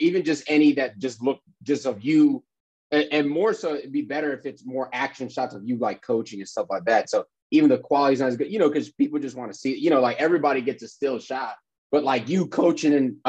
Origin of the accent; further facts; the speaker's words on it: New York City, New York, United States; moved away as an adult; now in Atlanta, United States; I'm in Atlanta. I'm from New York, though.